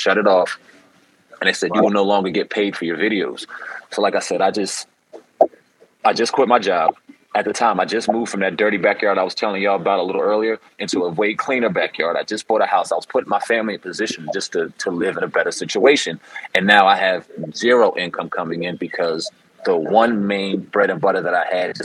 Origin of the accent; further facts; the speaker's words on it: New Jersey, United States; I'm from South Jersey area